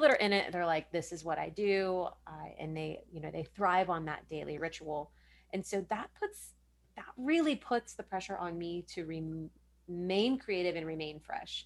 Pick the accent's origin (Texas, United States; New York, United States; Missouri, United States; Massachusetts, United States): Texas, United States; Richardson; I grew up in Richardson